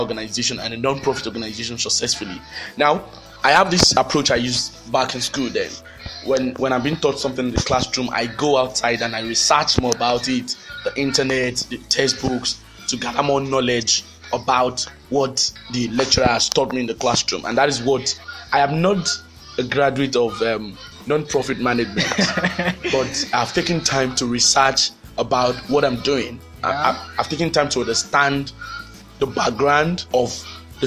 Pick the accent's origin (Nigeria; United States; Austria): Nigeria; I'm a Nigerian.